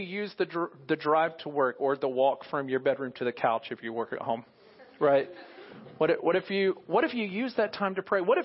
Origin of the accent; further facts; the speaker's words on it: United States; as American Christians, those who call us ourselves believers in America